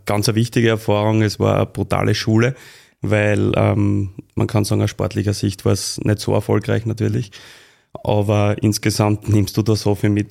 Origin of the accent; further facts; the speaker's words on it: Austria; als Österreicher